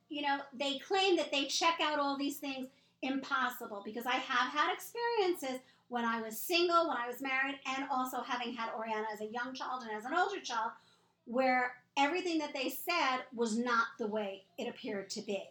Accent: New York City, New York, United States; moved away; also born or lived in Las Vegas / California; I grew up in New York City

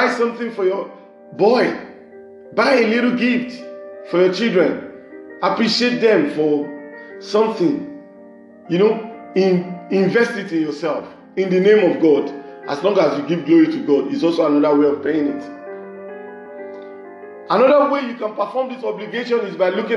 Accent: Nigeria; from Nigeria, the west side of Africa.

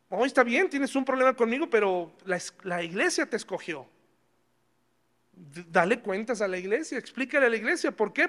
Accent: Mexico

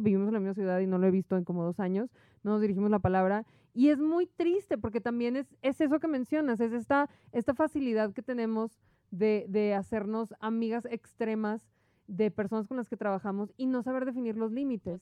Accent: Monterrey, Nuevo León, Mexico; moved away as an adult; La primera vez que me fui de Monterrey, que me fui un año, fue a los 18 años

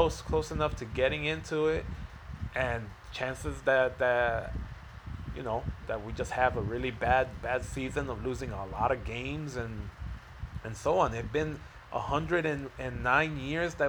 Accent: Chicago, Illinois, United States; I'm born and raised in Chicago

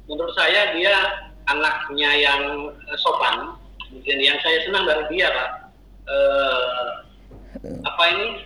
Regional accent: Manado, North Sulawesi, Indonesia; Uh, saya ini orang Manado pak, orang Sulawesi ya.

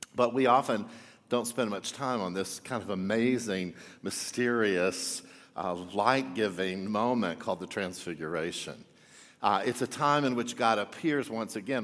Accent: Texas, United States; I grew up in Texas

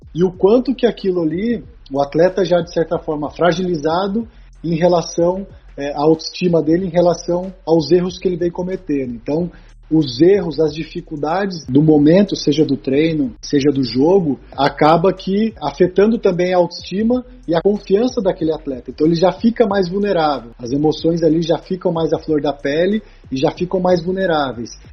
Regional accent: Taubaté, São Paulo, Brazil; sou de Taubaté

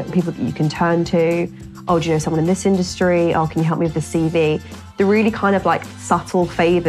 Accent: Essex, East of England, United Kingdom; accent: Essexy; People would make comments about my accent. They would say, you sound really Essexy, you sound really chavvy.

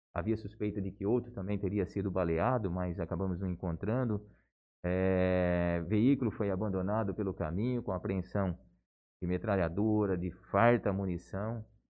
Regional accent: Álvaro de Carvalho, São Paulo, Brazil; moved away as an adult; also born or lived in Bauru; now in Jales, Brazil; na mesma cidadezinha de onde eu venho, né, uma pequena cidade, região de Marília é, Álvaro de Carvalho

